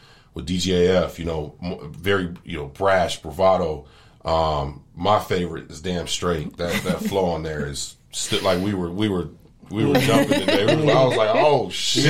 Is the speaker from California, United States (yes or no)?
yes; California, United States; now in Phoenix, United States; We're from California originally. We are not Phoenicians, you know, born and raised.